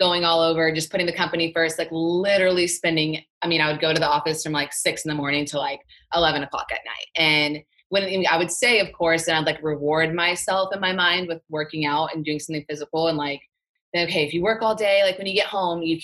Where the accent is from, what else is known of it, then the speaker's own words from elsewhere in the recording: Texas, United States; moved away as an adult; now in Orange County, California, United States; This Texas girl, I'm from Texas